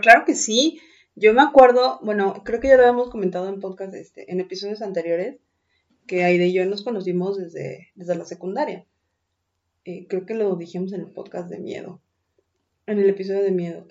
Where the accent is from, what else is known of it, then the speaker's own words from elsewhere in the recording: Mexico City, Mexico; moved away; las personas que venimos de Ciudad de México